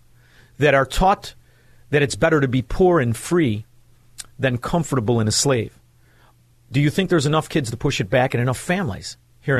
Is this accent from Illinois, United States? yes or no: yes; Chicago, Illinois, United States; moved away; as a Chicagoan, formerly a Chicagoan